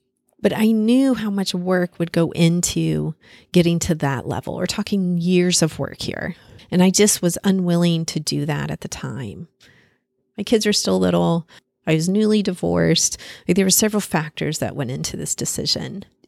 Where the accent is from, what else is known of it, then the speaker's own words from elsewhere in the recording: Paris, Île-de-France, France; born there; I was born in Paris. It's my favorite country to visit.